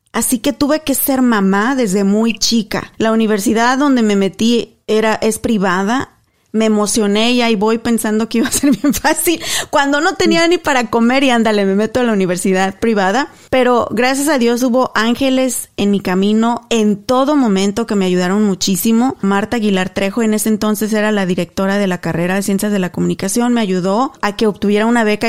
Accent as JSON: {"language": "Spanish", "region": "Guanajuato", "country": "Mexico", "tie": "born or raised there", "also_born_or_lived": "Spain", "moved": "as an adult", "lives_now": "Dallas, United States", "said": "Mi pueblo, a Paso del Alto, Guanajuato, es conocido por gente súper talentosa"}